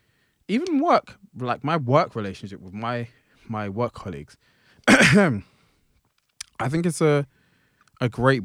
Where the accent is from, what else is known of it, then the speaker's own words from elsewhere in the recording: United Kingdom; Sorry, I'm being very British.